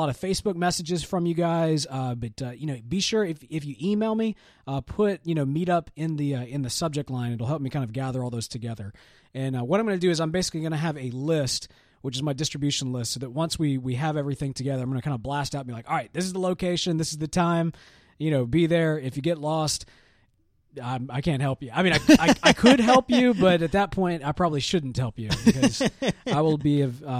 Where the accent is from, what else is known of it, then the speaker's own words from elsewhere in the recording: England, United Kingdom; born there; Or, you know, I was born in England, but I'm here now.